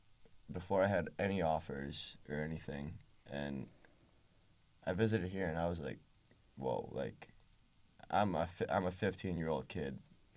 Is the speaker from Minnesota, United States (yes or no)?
no; New York City, New York, United States; moved away as an adult; now in State College, United States; I'm a city kid. I love the city.